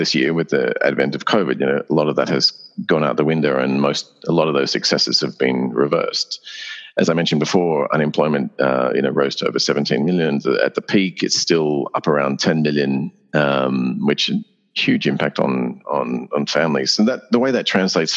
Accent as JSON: {"language": "English", "country": "Australia"}